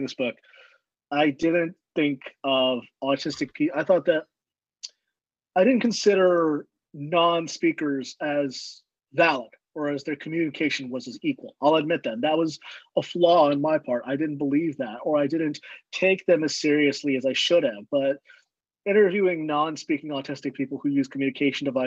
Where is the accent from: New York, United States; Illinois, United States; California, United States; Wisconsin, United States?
California, United States; Southern; also born or lived in Chicago; I grew up in Southern California.